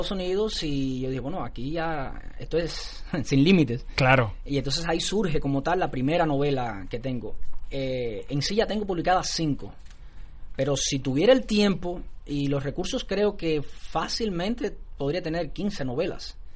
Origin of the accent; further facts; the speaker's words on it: Cuba; Mira, pasaron muchas cosas, porque yo soy cubano.